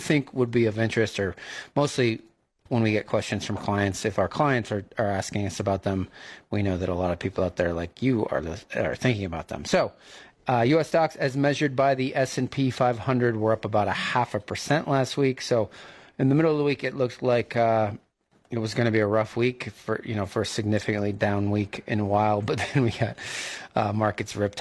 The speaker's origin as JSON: {"language": "English", "region": "New England", "country": "United States", "tie": "born or raised there", "moved": "yes", "said": "I grew up in New England"}